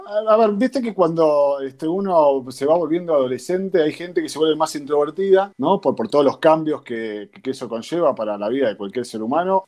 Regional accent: Quilmes, Buenos Aires Province, Argentina; also born or lived in Avellaneda; now in Berazategui, Argentina; soy de Zona Sur, de Quilmes ahora estoy viviendo en Perazategui

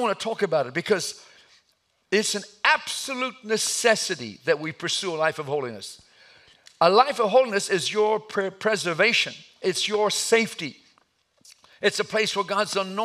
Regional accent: Atlanta, Georgia, United States; I was raised in Atlanta

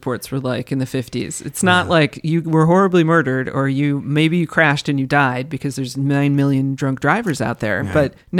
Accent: Kansas, United States; moved away; I grew up in Kansas.

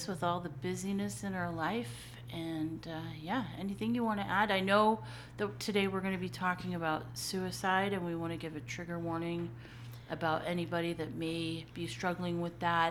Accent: Montana, United States; I grew up in Montana

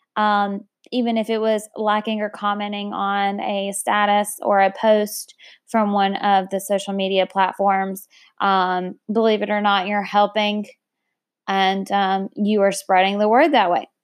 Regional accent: United States; I love my country, and I love being an American

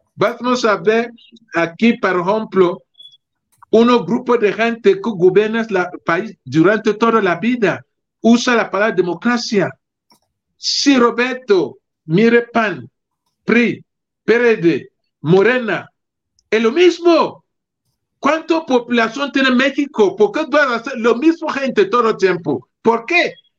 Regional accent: Cameroon; mi país, Camerún

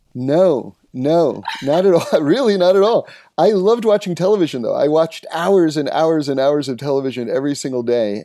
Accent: New York City, New York, United States; now in Los Angeles, United States; I grew up in New York City, uh, on seventy-ninth Street on Broadway

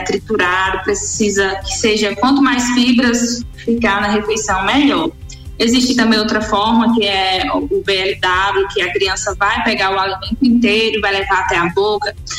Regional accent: Sergipe, Brazil; moved away as an adult; also born or lived in Aracaju; eu sou de Sergipe, do estado de Sergipe

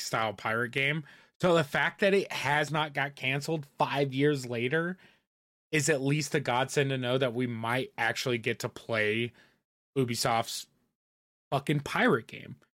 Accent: Indiana, United States; moved away; I grew up in Indiana

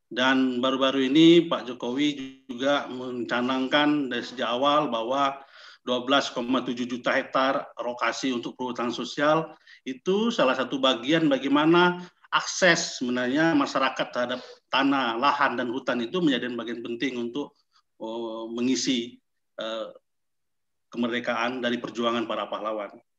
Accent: South Sumatra, Indonesia; dari saya dari Sumatera Selatan.

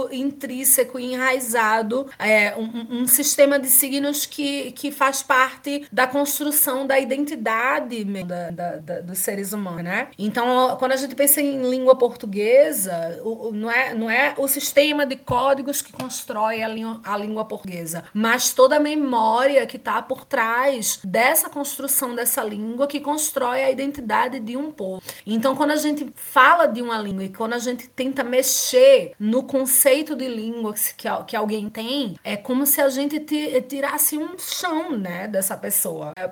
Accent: Brazil; até eu abrir a boca, por exemplo, ninguém sabe que eu sou brasileira.

